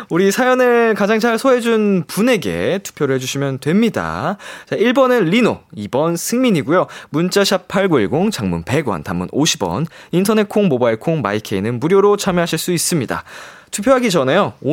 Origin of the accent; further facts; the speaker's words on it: Seoul, South Korea; 저도 서울에서 그렇습니다. 쭉 이제 지내왔어가지고 어. 저도 사실 사투리 근본이 없거든요.